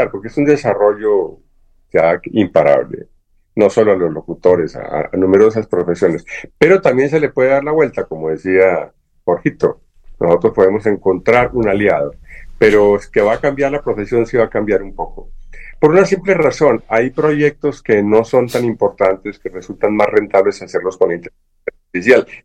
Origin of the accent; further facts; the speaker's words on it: Colombia; yo soy ciudadano colombiano, no permito, como, como ciudadano colombiano, no permito en el mundo que nadie utilice mi voz.